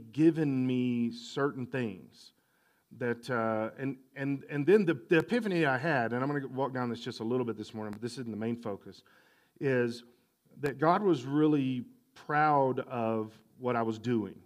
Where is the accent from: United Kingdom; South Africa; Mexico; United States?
United States; El Paso, Texas; I grew up in El Paso area